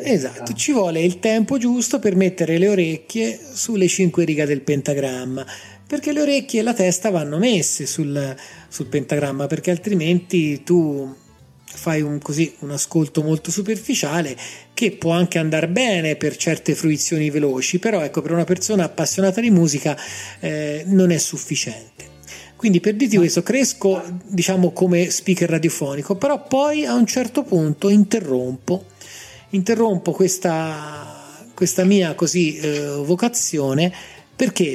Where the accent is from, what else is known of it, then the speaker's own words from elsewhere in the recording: Grosseto, Tuscany, Italy; moved away as an adult; now in Rome, Italy; Io sono nato a Roma, ma praticamente da ragazzino per motivi chiaramente legati al lavoro dei miei genitori, mi sono trasferito a Grosseto. Quindi io ho vissuto 30 anni a Grosseto, tutta la mia adolescenza, la mia gioventù, gli anni quelli che ti formano, li ho vissuti lì